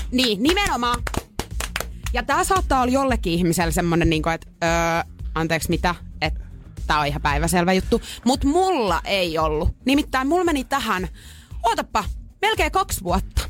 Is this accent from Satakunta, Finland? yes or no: yes; Pori, Satakunta, Finland; mä oon Porista